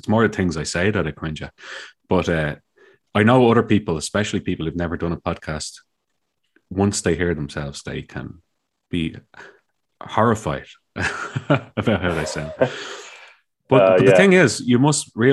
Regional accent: Dublin, Leinster, Ireland; I'm from Dublin, and I've lived in Dublin my whole life

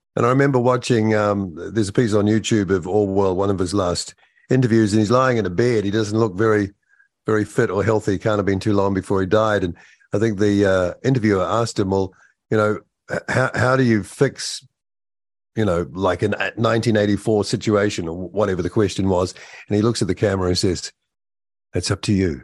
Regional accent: New Zealand; as a New Zealander

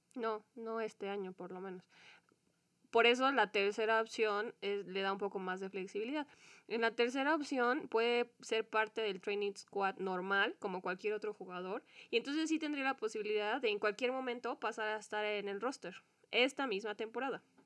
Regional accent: Mexico; como mexicanos

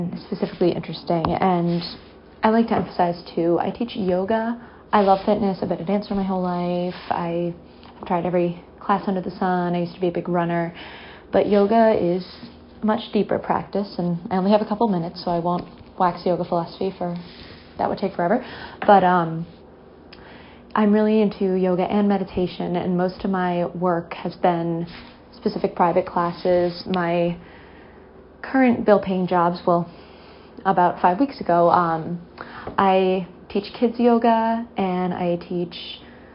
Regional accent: Massachusetts, United States; I'm from Massachusetts, which is where I'm currently hunkered down

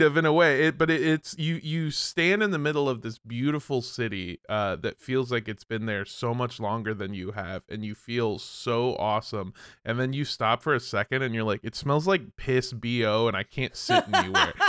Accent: United States; as an American

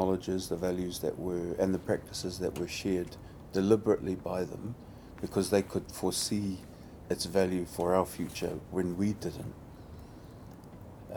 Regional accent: New Zealand; growing up in New Zealand, the brown body was often seen as that of violence

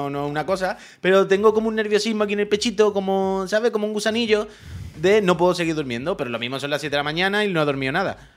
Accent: Alcantarilla, Region of Murcia, Spain; yo soy de Alcantarilla

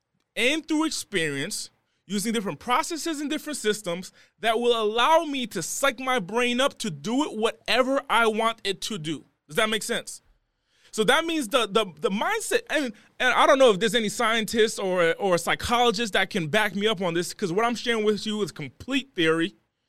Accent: Rhode Island, United States; So I'm originally from the East Coast. I'm from the smallest city in the country, okay? I'm from the smallest state in the country, and I was raised in one of the smallest cities in that state.

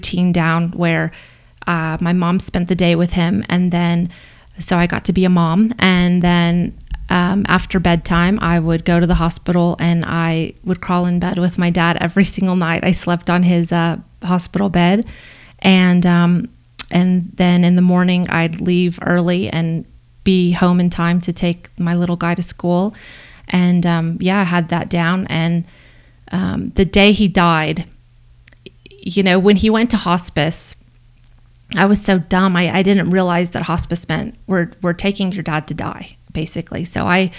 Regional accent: Corpus Christi, Texas, United States; moved away as an adult; now in Boulder, United States; I moved back to my hometown in Corpus Christi

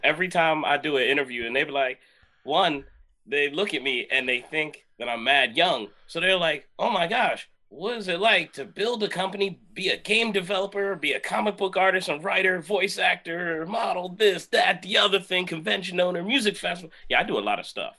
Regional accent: Jamaica; I'm Jamaican

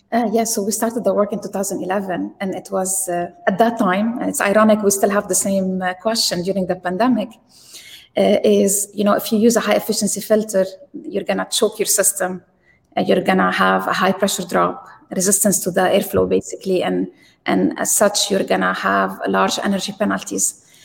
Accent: Lebanon; moved away as an adult; also born or lived in Texas; I grew up in Lebanon and we didn't have electricity

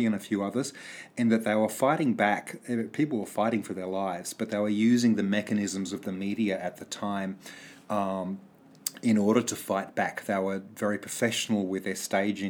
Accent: New South Wales, Australia; I grew up in New South Wales

